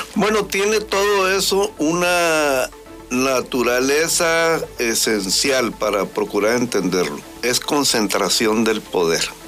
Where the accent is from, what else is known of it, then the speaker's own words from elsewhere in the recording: Mexico; Todos somos mexicanos.